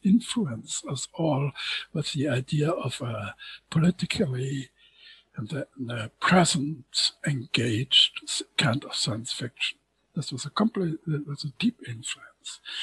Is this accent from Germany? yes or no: yes; Germany; as a German